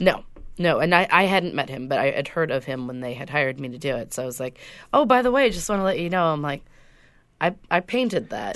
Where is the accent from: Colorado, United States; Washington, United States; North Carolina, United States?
Washington, United States; Whidbey Island; when I grew up on Whidbey Island